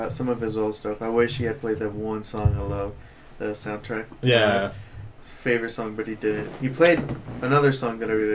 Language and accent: English; Utah, United States; We're from Utah.